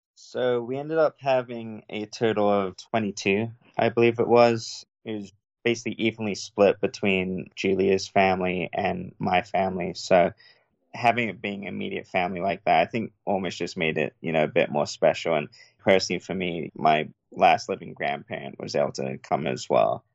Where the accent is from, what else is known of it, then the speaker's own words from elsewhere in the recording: England, United Kingdom; now in United States; growing up in England